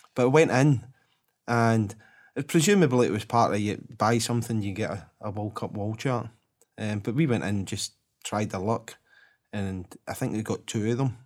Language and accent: English; Glasgow, Scotland, United Kingdom; I was from Drumchapel